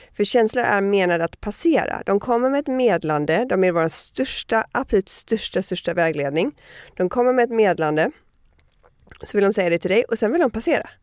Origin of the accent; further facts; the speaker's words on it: Miami, Florida, United States; moved away; also born or lived in Connecticut / New York / Sweden; men jag flyttade först till eh, Connecticut och sen till Miami, så största delen av min uppväxt är i Miami.